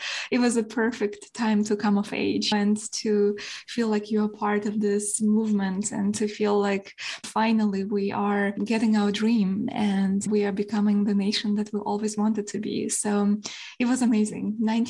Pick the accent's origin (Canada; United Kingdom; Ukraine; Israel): Ukraine; Kyiv; first language Ukrainian; English is a second language; moved away; I was born in Kyiv, in the capital.